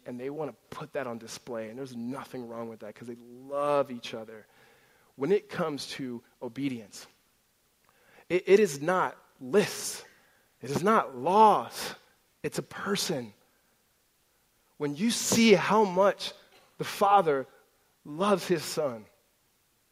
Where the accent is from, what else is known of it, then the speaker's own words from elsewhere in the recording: Southern California, United States; also born or lived in Gilbert, Arizona; now in Tempe, United States; Growing up in Southern California